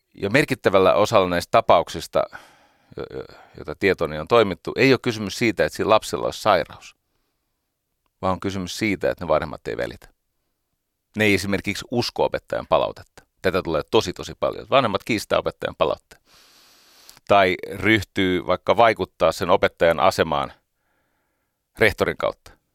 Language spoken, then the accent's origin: Finnish; Iivisniemi, Uusimaa, Finland; Nuoruuteni Iivisniemessä